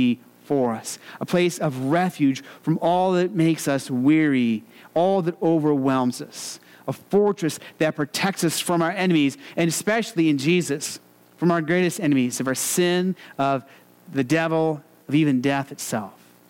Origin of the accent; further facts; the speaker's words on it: Arizona, United States; I grew up in Arizona